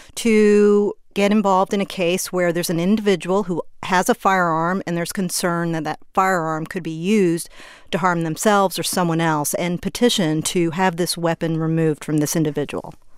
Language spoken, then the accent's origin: English; Sugar Land, Texas, United States; moved away; It's an area I grew up in. It's a suburb of Houston, Fort Bend County. I grew up in the Sugarland area